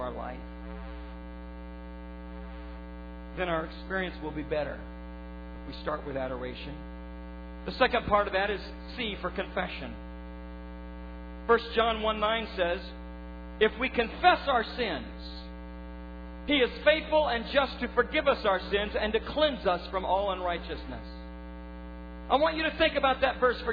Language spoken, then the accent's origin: English; United States; I was born in America